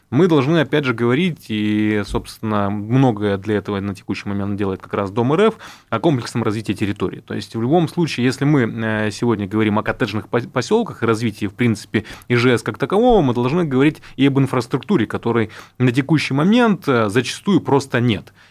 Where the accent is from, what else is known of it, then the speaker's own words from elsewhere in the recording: Irkutsk Oblast, Russia; ну, я сам из субъекта, я из Иркутской области.